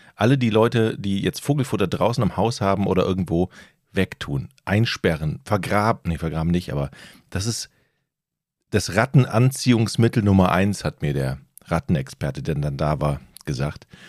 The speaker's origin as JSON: {"language": "German", "area": "North Frisia", "region": "Schleswig-Holstein", "country": "Germany", "said": "Bei uns in Nordfriesland scheint ja die Sonne"}